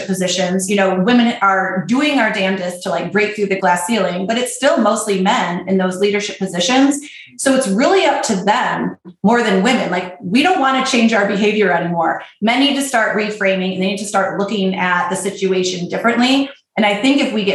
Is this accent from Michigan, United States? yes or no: yes; Michigan, United States; I grew up in Michigan, so I've got my Midwestern, you know, white female